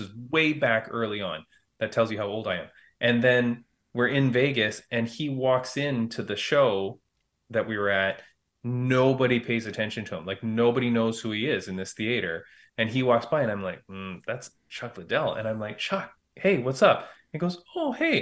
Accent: Toronto, Ontario, Canada; that's in Toronto. That's in my hometown

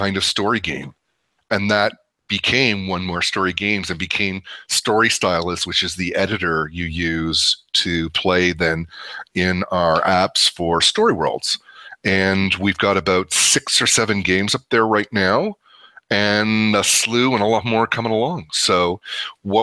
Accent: Canada; moved away; also born or lived in San Francisco / Dallas; I am Canadian

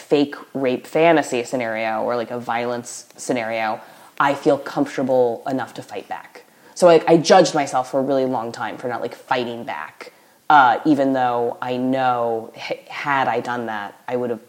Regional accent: the South, United States; moved away; But I was raised in the South with teachers

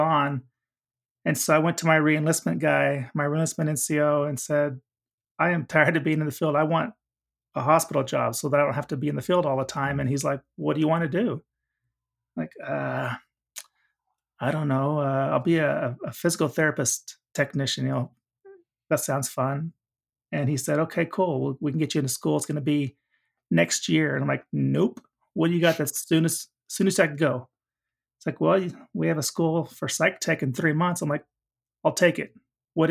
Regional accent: Oklahoma, United States; I'm from Oklahoma

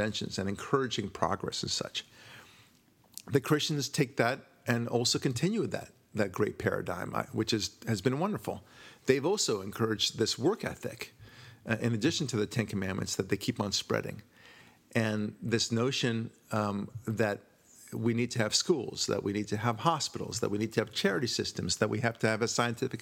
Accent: United States; also born or lived in Israel; I'm proud of being an American

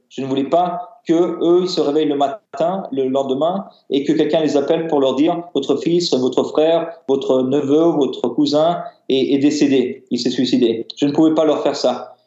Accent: Paris, Île-de-France, France; moi, je suis né euh, en France, à Paris

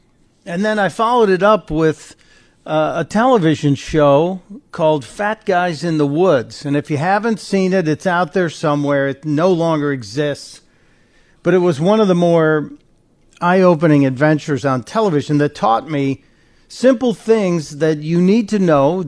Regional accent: Chicago, Illinois, United States; I grew up in Chicago, not exactly a place where everybody goes out camping all the time. I grew up on the south side of Chicago, and then my family moved to the near north suburbs

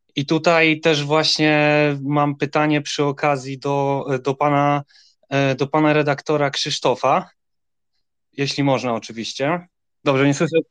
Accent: Wrocław, Lower Silesian Voivodeship, Poland; jestem z Wrocławia

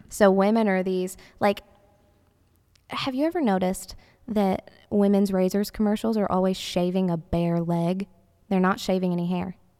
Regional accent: the South, United States; growing up in the South

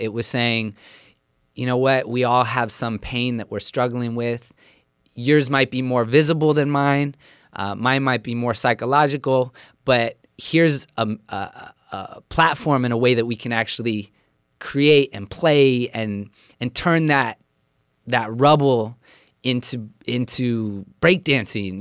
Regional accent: Central Coast, California, United States; I was born and raised on a small farm in Central Coast, California

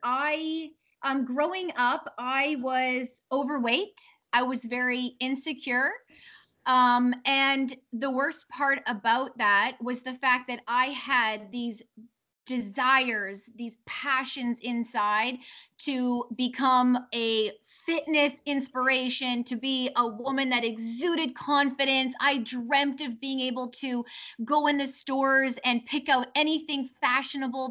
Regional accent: Leduc, Alberta, Canada; moved away as an adult; also born or lived in Florida; now in Miami, United States; I did actually grow up in Alberta, small town girl with big dreams. Many of your listeners may actually be familiar with Leduc is the name of the city that I grew up

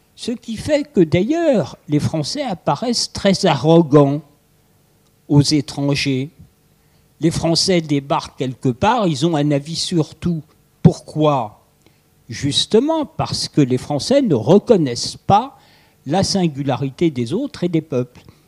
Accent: France; pour nous assembler comme Français

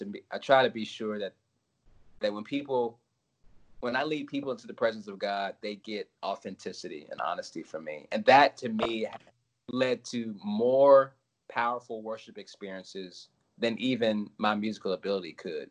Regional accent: Collierville, Tennessee, United States; now in Nashville, United States; I grew up outside of Memphis, mostly

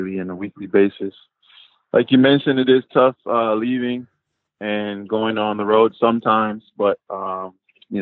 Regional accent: Los Angeles, California, United States; also born or lived in San Diego; I was born in San Diego, but we moved north to Los Angeles when I was 8 years old

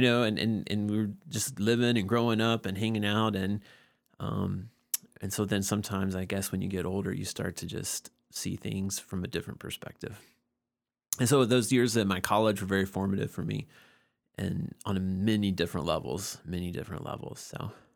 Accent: Georgia, United States; was born and raised in Georgia

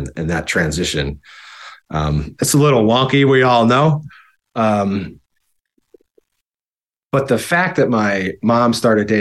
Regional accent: Buffalo, New York, United States; moved away as an adult; also born or lived in Kissimmee, Florida / San Diego, California; I'm born and raised, and I was raised in Buffalo

